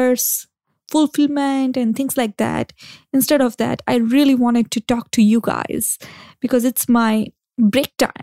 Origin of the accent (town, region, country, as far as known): India